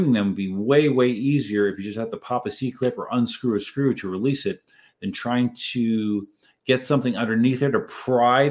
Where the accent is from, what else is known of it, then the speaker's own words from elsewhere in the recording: Reading, Pennsylvania, United States; moved away as an adult; I am originally from Southeast Pennsylvania. I lived in the greater Reading area for the first 32 years of life